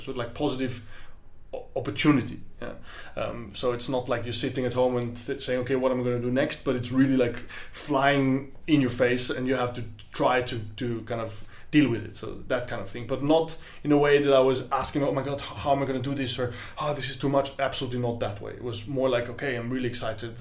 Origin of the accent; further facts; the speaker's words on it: Vienna, Austria; from Austria, from Vienna, and I'm a clarinet player